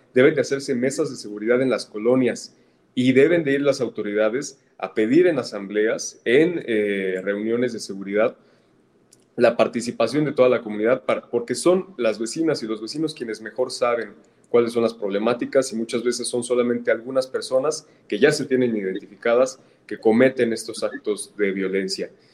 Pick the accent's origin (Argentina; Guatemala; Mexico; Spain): Mexico; Tlalnepantla, State of Mexico; yo que soy del Estado de México, de Tlalnepantla, hemos vivido aquí de cerca